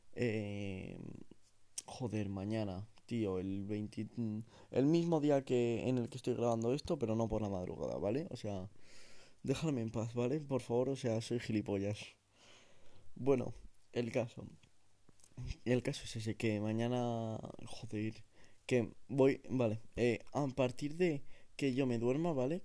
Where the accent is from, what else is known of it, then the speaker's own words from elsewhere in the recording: a small town in the Sierra, Community of Madrid, Spain; en mi comunidad autónoma, en Madrid. Em, yo no soy de Madrid Central, ni mucho menos, es más, soy de un pueblo pequeño de la Sierra.